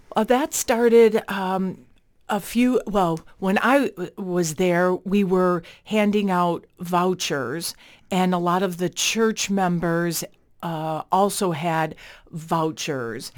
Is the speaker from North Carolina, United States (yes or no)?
no; Chicago, Illinois, United States; moved away as an adult; now in Winona, United States; I'm originally from Chicago